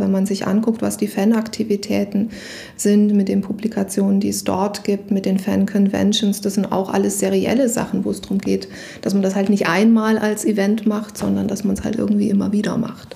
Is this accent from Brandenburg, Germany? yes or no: no; Saxony, Germany; Ich bin in Sachsen aufgewachsen